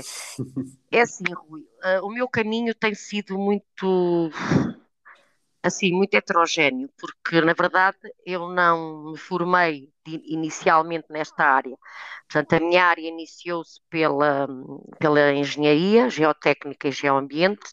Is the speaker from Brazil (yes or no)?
no; Trás-os-Montes, Portugal; moved away as an adult; also born or lived in Porto; regresso atrás dos montes, de onde eu sou originária